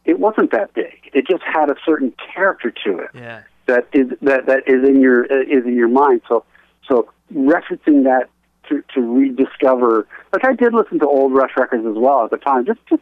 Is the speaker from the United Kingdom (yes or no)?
no; Canada; being Canadian